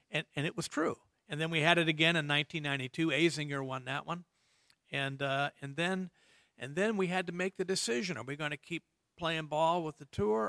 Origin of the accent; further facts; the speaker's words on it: Indiana, United States; moved away; I grew up in Indiana